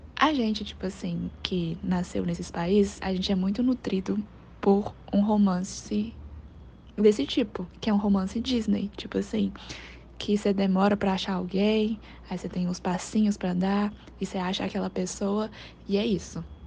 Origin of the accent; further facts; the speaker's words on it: China; now in Brazil; do meu país de origem, que é a China